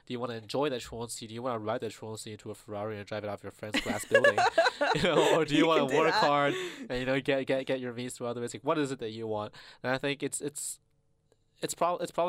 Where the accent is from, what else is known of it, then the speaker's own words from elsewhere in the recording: China; moved away; I grew up in China